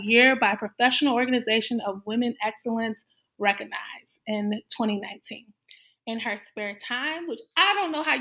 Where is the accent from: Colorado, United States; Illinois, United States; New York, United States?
Illinois, United States; Chicago; Chicago, Illinois. That's my hometown